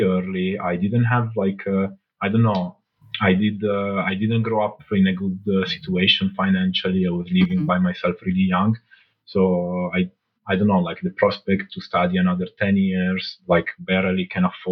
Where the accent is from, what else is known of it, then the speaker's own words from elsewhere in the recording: Alessandria, Piedmont, Italy; English is a second language; also born or lived in Morocco; So I was born in Italy, in Alessandria, in the north, near Milan. Then at 1 year old, actually, I moved to Morocco. I lived with my grandparents from 1 till 5. And then at 5, I came back to Italy.